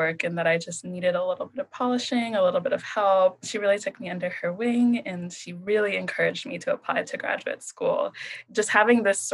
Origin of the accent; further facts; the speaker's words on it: Columbus, Ohio, United States; moved away as an adult; also born or lived in Chicago, Illinois; now in New Haven, United States; I was born in Chicago and I grew up in Columbus, Ohio